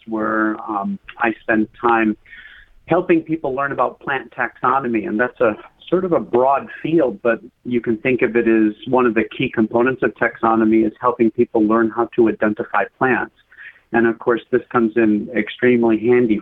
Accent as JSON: {"language": "English", "region": "Western Maine", "country": "United States", "tie": "born or raised there", "said": "I grew up in Western Maine, which is a mountainous region."}